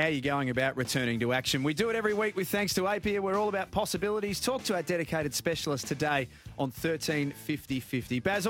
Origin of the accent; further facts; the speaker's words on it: Australia; We, as Australian cricket fans